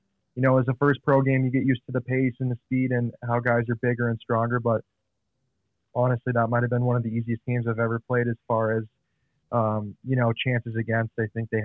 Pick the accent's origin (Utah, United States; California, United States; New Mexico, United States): Utah, United States; moved away; growing up in Utah